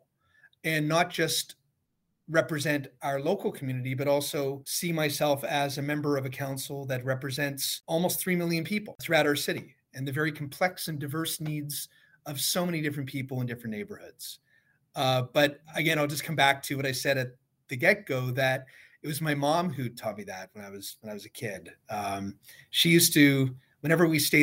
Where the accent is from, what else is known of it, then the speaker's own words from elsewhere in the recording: Toronto, Ontario, Canada; growing up in Midtown Toronto